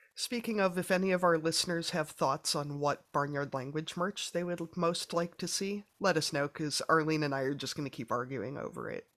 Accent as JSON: {"language": "English", "region": "Midwest", "country": "United States", "said": "I'm a Midwesterner"}